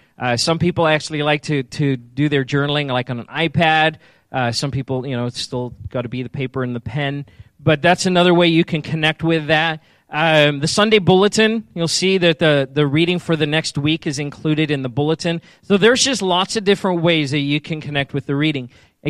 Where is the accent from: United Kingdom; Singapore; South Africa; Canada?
South Africa; I've mentioned I'm originally from South Africa, and so I used to say strawberry, but I've since lost the accent a little bit.